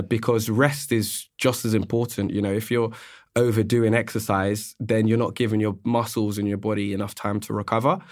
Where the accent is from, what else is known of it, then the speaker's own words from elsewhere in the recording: London, United Kingdom; also born or lived in Australia; I'm born and raised in London